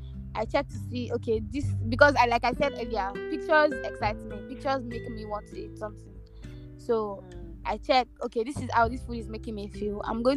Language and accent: English; Nigeria; I'm Nigerian.